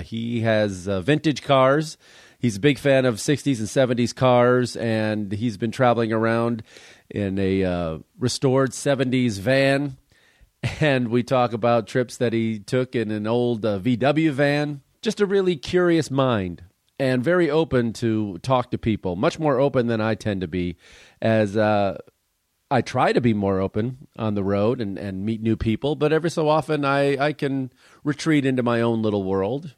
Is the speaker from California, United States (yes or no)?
yes; Los Angeles, California, United States; in Los Angeles, in my hometown